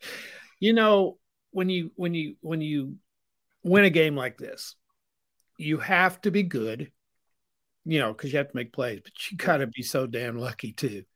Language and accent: English; Aurora, Missouri, United States; we were from Missouri